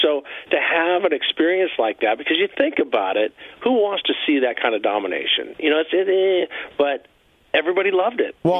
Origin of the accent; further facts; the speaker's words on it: United States; I'm an American, true blue, 100%.